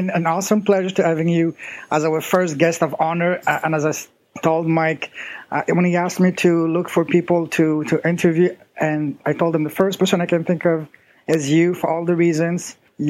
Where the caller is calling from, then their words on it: China; I'm calling you from China. It's 11 p.m. here in China